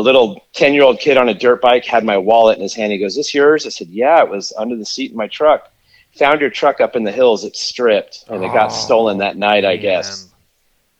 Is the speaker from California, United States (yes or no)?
yes; Fullerton, California, United States; also born or lived in Upland, California / Moreno Valley, California; I was born in Upland, California, but I grew up mostly in Orange County in Fullerton